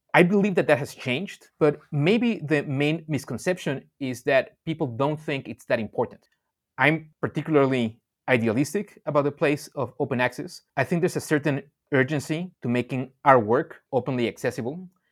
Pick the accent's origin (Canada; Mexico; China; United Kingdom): Mexico; moved away; also born or lived in Indonesia; I grew up in Mexico and then I spent many years in Indonesia